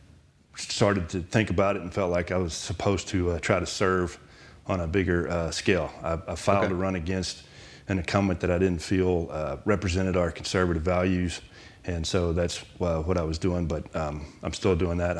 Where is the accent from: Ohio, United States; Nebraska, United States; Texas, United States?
Texas, United States; Huntsville; I grew up in Huntsville, Texas, and then I went away to TCU to school and moved back home